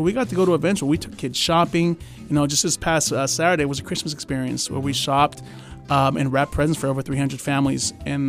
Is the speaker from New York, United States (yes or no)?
no; California, United States; So, you know, I was born in Kern Medical. Shout out to Kern Medical. Mm-hmm. I lived the first years of my life on Flower Street.